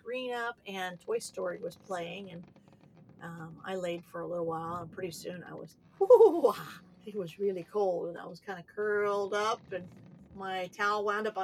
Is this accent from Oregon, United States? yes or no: yes; Oregon, United States; I'm from Oregon.